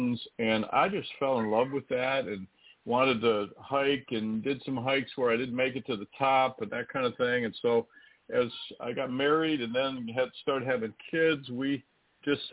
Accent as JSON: {"language": "English", "region": "Michigan", "country": "United States", "tie": "born or raised there", "also_born_or_lived": "Illinois / Austin, Texas", "moved": "as an adult", "lives_now": "Indianapolis, United States", "said": "I grew up in Michigan"}